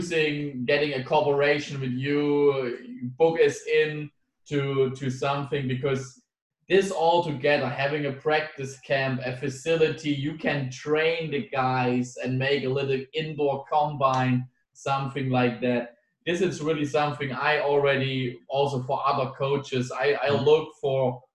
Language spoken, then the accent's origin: English; Germany; for us as German